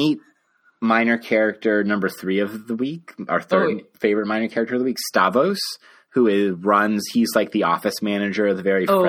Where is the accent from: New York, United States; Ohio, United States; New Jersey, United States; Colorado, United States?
Colorado, United States; Denver; I grew up in new school suburban hellscapes in the suburbs of Denver, Colorado.